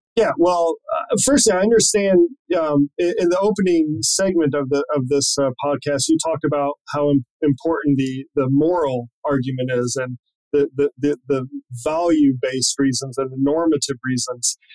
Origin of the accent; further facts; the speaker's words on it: Missouri, United States; I'm from Missouri